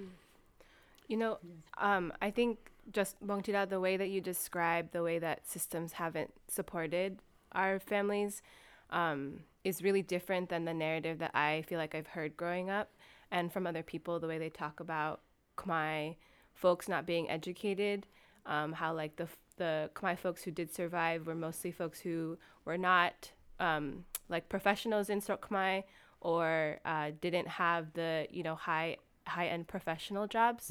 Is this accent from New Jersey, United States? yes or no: no; California, United States; moved away as an adult; now in Seattle, United States; I'm from California, and I don't call myself a transplant 'cause I've been living in this area for eleven years now.